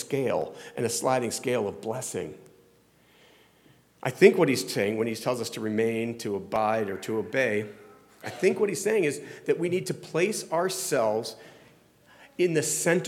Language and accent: English; Florida, United States; also born or lived in Ohio; now in New Jersey, United States; I grew up in Florida